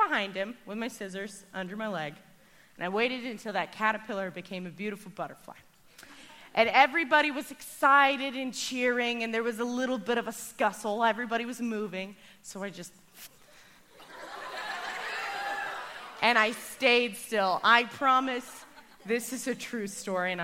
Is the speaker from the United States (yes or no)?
yes; Arkansas, United States; I grew up in Arkansas.